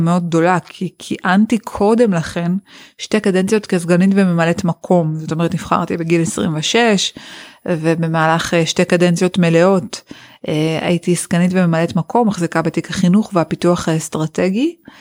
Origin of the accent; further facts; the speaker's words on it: Yeruham, Southern District, Israel; ששנות התיכון שלי כאן בירוחם